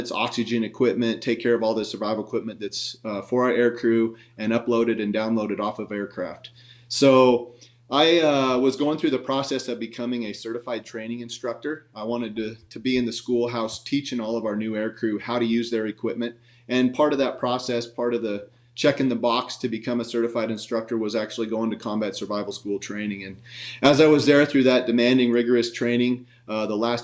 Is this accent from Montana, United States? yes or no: yes; Montana, United States; now in Spanish Fork, United States; I grew up in Montana. I was a country boy, grew up on a farm